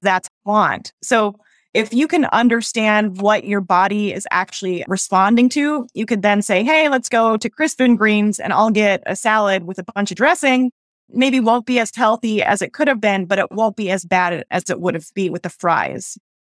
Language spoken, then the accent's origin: English; United States; as American women